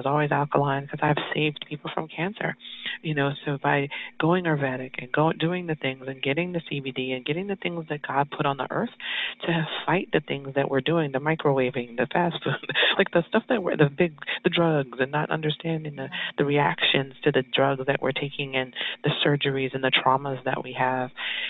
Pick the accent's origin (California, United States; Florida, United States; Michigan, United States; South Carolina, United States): California, United States; So I was always Hollywood because I was in New York, but I was from California.